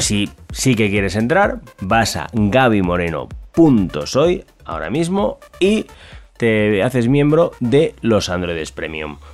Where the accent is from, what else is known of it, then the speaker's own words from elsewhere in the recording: Valencia, Valencian Community, Spain; yo soy de Valencia, en España